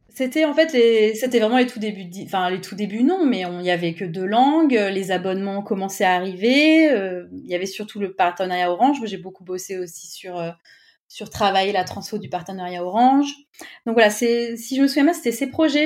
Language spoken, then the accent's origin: French; Clermont-Ferrand, Auvergne-Rhône-Alpes, France; moved away as an adult; also born or lived in Paris; près de chez moi à Clermont-Ferrand